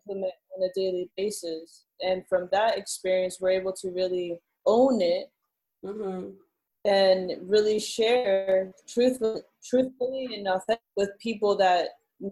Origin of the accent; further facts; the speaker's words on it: South Florida, United States; moved away as an adult; now in Chiang Mai, Thailand; we're originally from South Florida. Boca Raton and Coral Springs area.